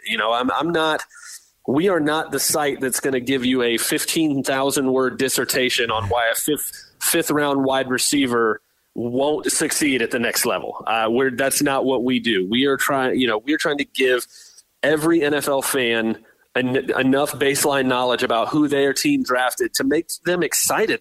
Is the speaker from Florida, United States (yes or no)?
yes; Tampa, Florida, United States; We grew up in Tampa here, so we're Bucks fans